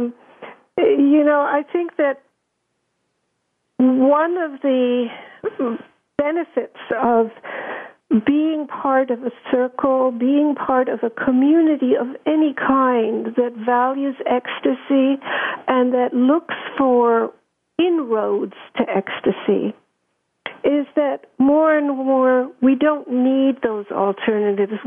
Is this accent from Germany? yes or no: yes; Germany; moved away; I grew up in Germany